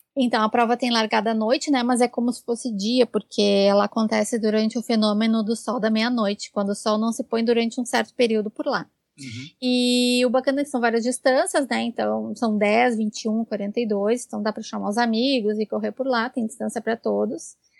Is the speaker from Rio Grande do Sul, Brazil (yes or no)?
yes; Porto Alegre, Rio Grande do Sul, Brazil; eu sou de Porto Alegre